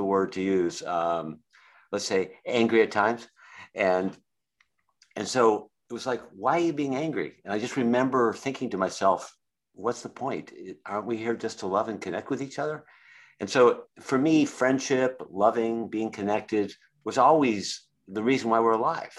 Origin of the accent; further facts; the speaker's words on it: Boston, Massachusetts, United States; was raised in Boston, Massachusetts area